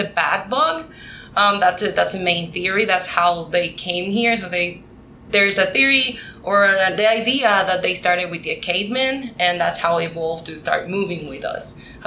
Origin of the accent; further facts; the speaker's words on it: Puerto Rico; first language Spanish; English is a second language; moved away as an adult; I am from Puerto Rico. I was born and raised in Puerto Rico. My first language is Spanish.